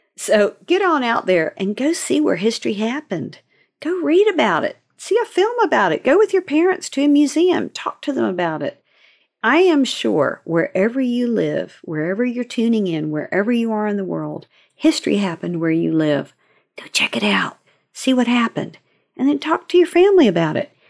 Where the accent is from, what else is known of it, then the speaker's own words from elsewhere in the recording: Seaford, Virginia, United States; also born or lived in North Carolina; growing up in Virginia. My parents lived first in Seaford, Virginia. We moved there when I was seven months old from North Carolina